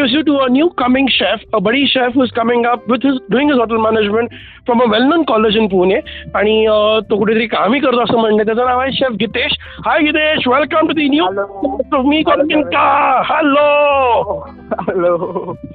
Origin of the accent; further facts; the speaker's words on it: Pune, Maharashtra, India; मी पुण्याचा आहे